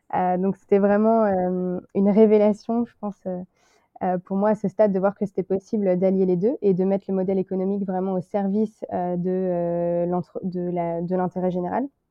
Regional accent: Le Mans, Pays de la Loire, France; moved away as an adult; now in Shanghai, China; je suis originaire du Mans

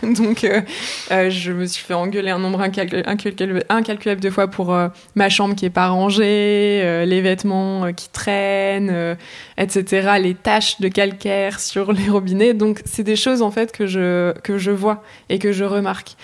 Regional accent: the Nord, Hauts-de-France, France; j'ai grandi, j'ai grandi dans le Nord

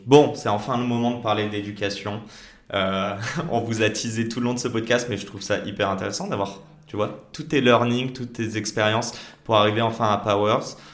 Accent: Paris, Île-de-France, France; là où j'ai grandi donc à Paris

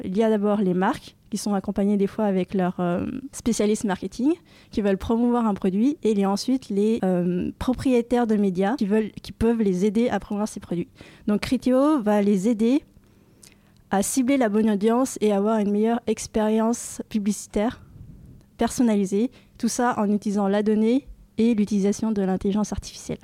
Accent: Dijon, Bourgogne-Franche-Comté, France; moved away as an adult; also born or lived in Rennes; now in Paris, France; J'ai grandi à Dijon, donc en Bourgogne, où j'ai fait mon collège, mon lycée

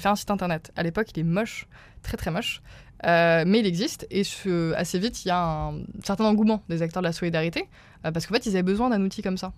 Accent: Remiremont, Grand Est, France; moved away as an adult; also born or lived in Rennes; now in Paris, France; Je viens des Vosges, petite bourgade qui s'appelle Remiremont

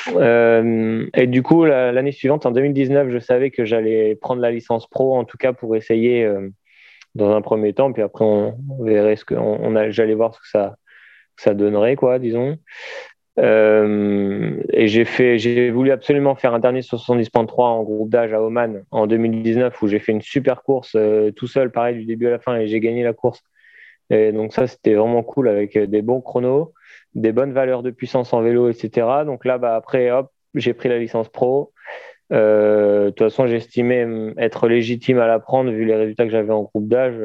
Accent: Saintes, Nouvelle-Aquitaine, France; à Sainte, euh, là où j'habitais

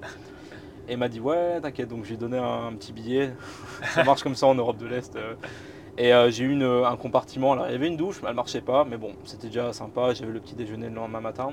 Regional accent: Boulogne-sur-Mer, Hauts-de-France, France; je viens de Boulogne-sur-Mer, d'où je suis originaire

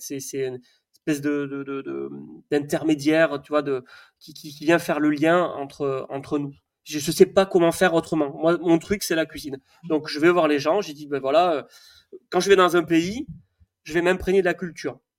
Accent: the South-West, south-west France, France; now in Savoie, France; je suis quand même du Sud-Ouest

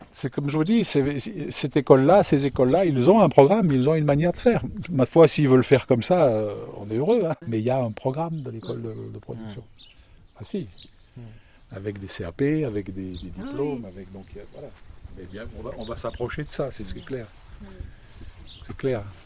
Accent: Lyon, Auvergne-Rhône-Alpes, France; moved away as an adult; also born or lived in Loire / Île-de-France; now in Villeherviers, France; je suis citadin au départ. Hein. Je suis né en ville, à Lyon

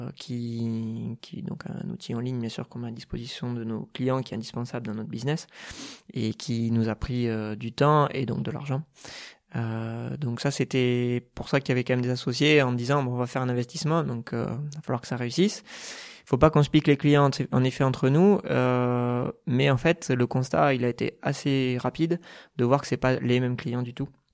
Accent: Bergerac, Nouvelle-Aquitaine, France; moved away as an adult; also born or lived in Bordeaux; now in Toulouse, France; je suis né en Dordogne, donc à Bergerac, jusqu'à jusqu'au bac, jusqu'à 18 ans

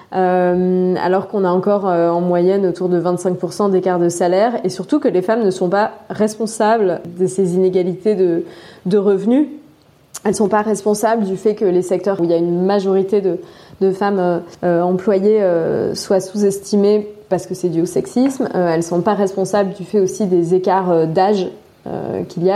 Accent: Drôme, Auvergne-Rhône-Alpes, France; moved away as an adult; also born or lived in Turkey / Russia; Je viens de la Drôme, un très beau euh, département où je suis toujours euh, émerveillée et ravie de, de revenir

